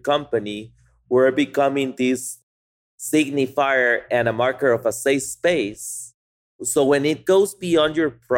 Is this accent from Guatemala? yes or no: yes; Guatemala; moved away as an adult; now in Austin, United States; we came from Guatemala, that we did the farmers markets for a month when we moved here